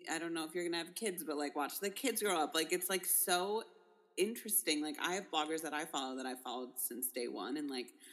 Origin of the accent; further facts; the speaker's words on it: Ohio, United States; I'm from Ohio